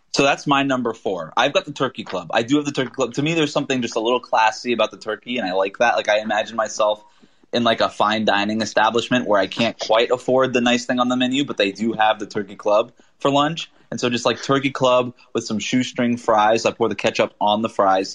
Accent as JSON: {"language": "English", "region": "South Florida", "country": "United States", "said": "I'm from South Florida"}